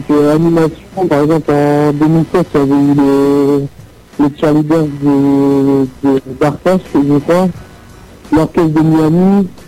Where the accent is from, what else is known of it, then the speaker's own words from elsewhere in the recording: Paris, Île-de-France, France; born there; je suis né à Paris, j'habite à Eternel, dans le 51, dans la Marne